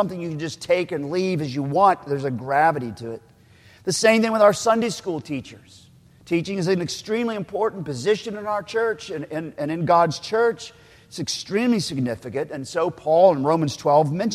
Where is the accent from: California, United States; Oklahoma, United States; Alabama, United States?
Oklahoma, United States; I'm from Oklahoma, so we still talk about wash rags